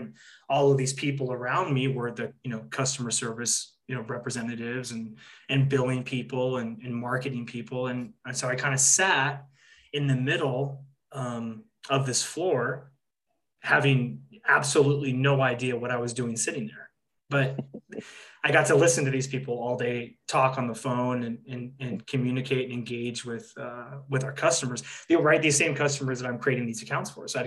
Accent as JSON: {"language": "English", "area": "Orange County", "region": "California", "country": "United States", "tie": "born or raised there", "said": "I grew up in Orange County, California"}